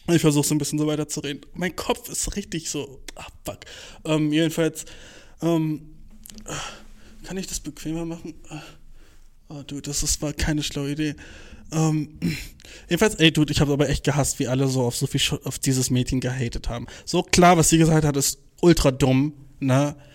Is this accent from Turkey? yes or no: yes; Turkey; ey Bruder, ich bin Türke.